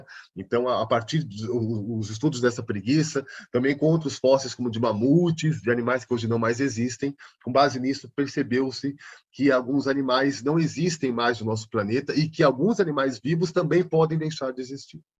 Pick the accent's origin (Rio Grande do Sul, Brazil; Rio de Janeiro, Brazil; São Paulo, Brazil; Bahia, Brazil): São Paulo, Brazil; Eu fui criado na periferia, né